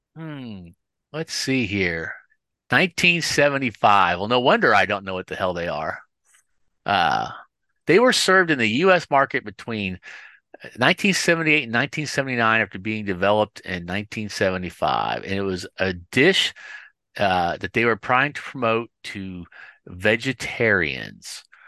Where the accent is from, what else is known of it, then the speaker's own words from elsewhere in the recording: Kansas City, United States; I'm from Kansas City